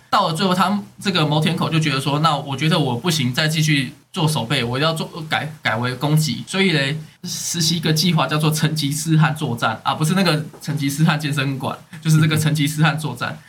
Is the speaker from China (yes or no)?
no; Taipei, Taiwan; 我身在这个台北这个都市